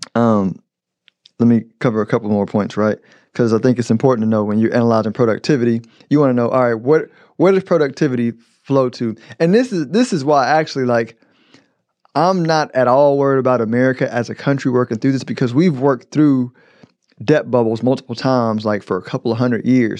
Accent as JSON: {"language": "English", "country": "United States", "said": "I'm an American"}